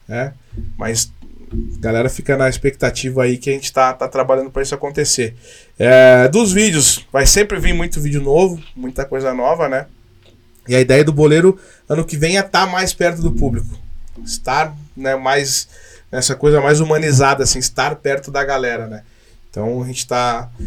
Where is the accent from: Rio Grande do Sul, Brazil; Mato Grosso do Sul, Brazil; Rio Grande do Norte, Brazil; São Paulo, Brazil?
Rio Grande do Sul, Brazil; Caxias do Sul; moved away; eu sou de Caxias. Eu saí daqui